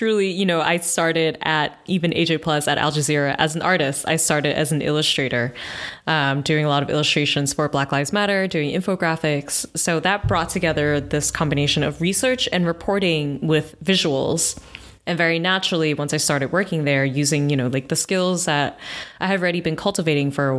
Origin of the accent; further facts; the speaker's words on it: New York City, New York, United States; also born or lived in Houston, Texas; I grew up in New York. I was born in Manhattan, raised in Brooklyn, and my family's still here